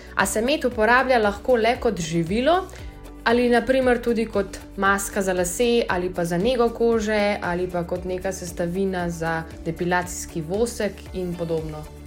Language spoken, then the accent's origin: Slovenian; Slovenia; Slovenci smo narod čebelarjev